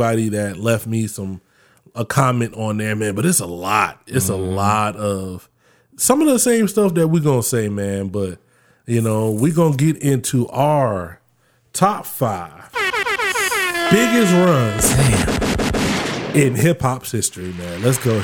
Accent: Florida, United States; I was growing up in Florida at the time

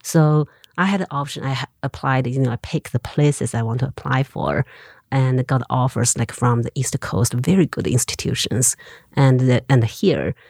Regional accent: Xinxiang, Henan, China; English is a second language; moved away as an adult; also born or lived in Beijing / Montana, United States; now in Missoula, United States; I grew up in Xinjiang City. of two million people.

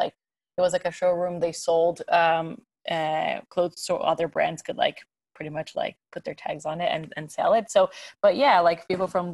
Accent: São Paulo, Brazil; English is a second language; moved away as an adult; also born or lived in Farmington, New Mexico; now in New York, United States; I'm from Brazil, São Paulo. That's where I grew up.

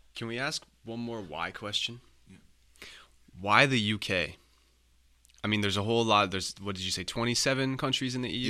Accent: Canada; as a non-E U resident, as a Canadian

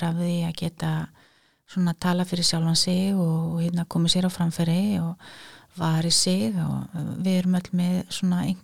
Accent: Reykjavík, Capital Region, Iceland; Ég er úr Reykjavík, já

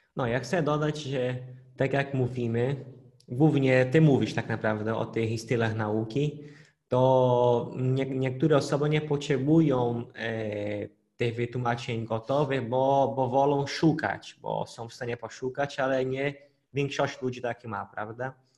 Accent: Pará, Brazil; Polish is a second language; moved away; w miasteczku na północy Brazylii, skąd pochodzę, w stanie Para mieszkaliśmy

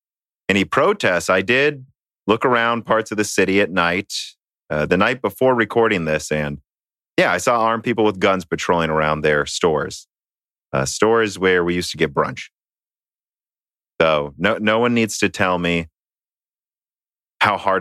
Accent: Minnesota, United States; now in Peoria, United States; I'm from Minnesota. Dan is from Minnesota. Our family's from Minnesota.

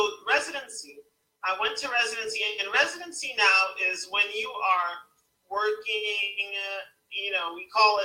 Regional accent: New York City, New York, United States; moved away; when I was growing up in New York City

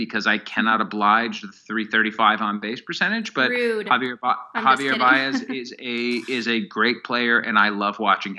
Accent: Cleveland, Ohio, United States; moved away as an adult; also born or lived in Syracuse, New York / Fresno, California / Kansas City; I grew up in Cleveland

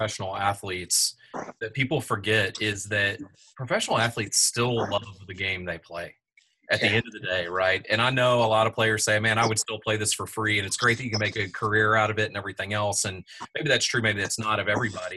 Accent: Austin, Texas, United States; I grew up in Austin

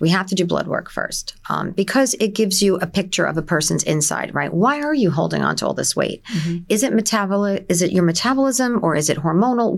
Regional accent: Nutley, New Jersey, United States; moved away as an adult; also born or lived in Newark, New Jersey / Livingston, New Jersey; now in Middletown, United States; I'm originally from Essex County. I was born in Newark, as most people were, and I moved to Nutley as a child.

